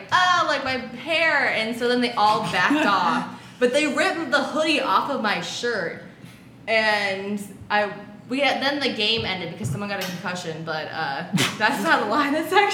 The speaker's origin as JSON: {"language": "English", "town": "Columbus", "region": "Ohio", "country": "United States", "tie": "born or raised there"}